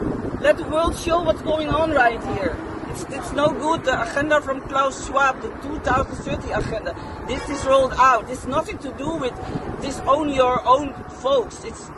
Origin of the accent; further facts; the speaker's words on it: Netherlands; This is my hometown, folks.